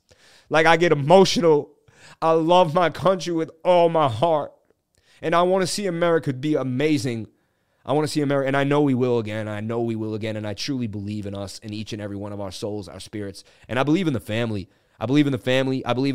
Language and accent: English; Boston, Massachusetts, United States; born there; I was born in Boston. I lived on the stories of Paul Revere, one if by land, two if by sea.